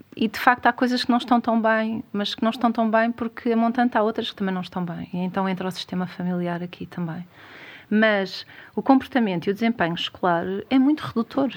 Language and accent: Portuguese; Algarve, Portugal; eu sou algarvia